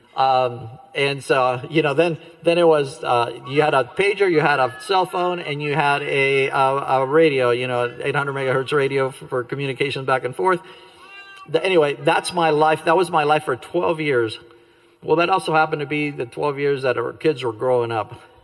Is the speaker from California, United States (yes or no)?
yes; Glendale, California, United States; also born or lived in Cuba / Sacramento, California; I grew up in the Glendale, California area